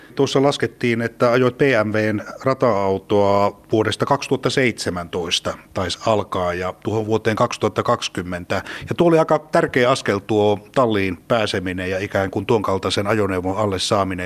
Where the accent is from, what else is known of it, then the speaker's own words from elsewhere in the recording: Central Finland, Finland; me keskisuomalaisina